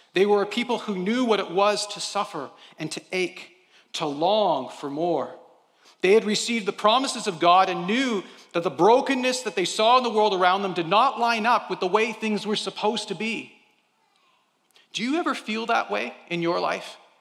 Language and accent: English; Canada; we're Canadian